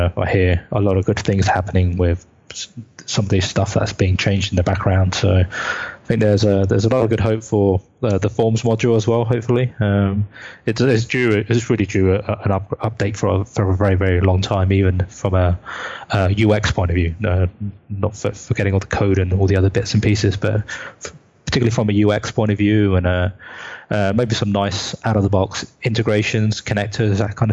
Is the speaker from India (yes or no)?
no; United Kingdom; the other UK folk